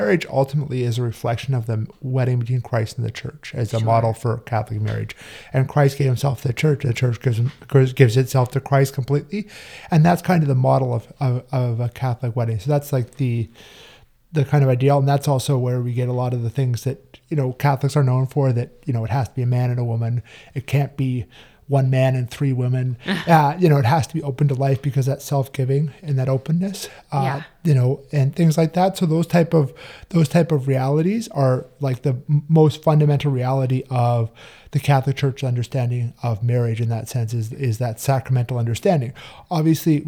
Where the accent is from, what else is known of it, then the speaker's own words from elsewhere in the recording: Calgary, Alberta, Canada; moved away as an adult; I'm originally from Calgary, Canada. My whole family still lives up there